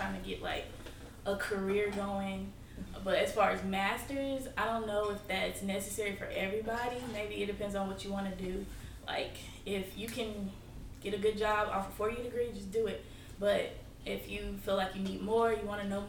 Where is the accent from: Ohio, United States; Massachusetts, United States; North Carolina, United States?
North Carolina, United States; Burlington; I'm from North Carolina, Burlington